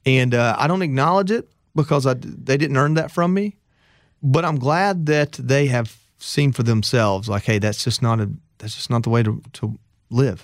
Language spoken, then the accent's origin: English; Georgia, United States; I come from Georgia